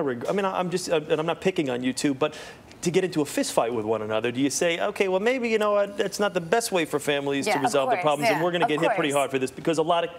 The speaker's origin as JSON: {"language": "English", "area": "Jersey Shore", "region": "New Jersey", "country": "United States", "said": "because I am from the Jersey Shore."}